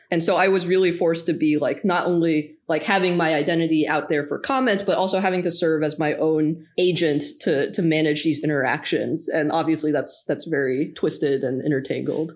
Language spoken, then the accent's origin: English; Boston, Massachusetts, United States; I'm from Boston